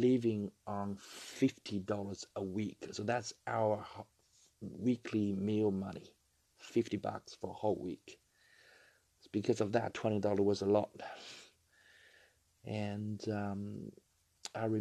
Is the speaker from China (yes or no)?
yes; China; now in Australia; I was originally from China, and I do remember growing up, I was living in a 3 meters by 3 meters